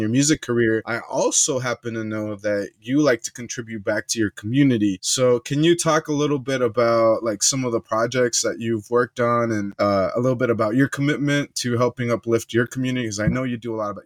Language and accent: English; United States; my parents are Mexican, born in Mexico, they're immigrants, mm-hmm. and I'm raised here in the U.S.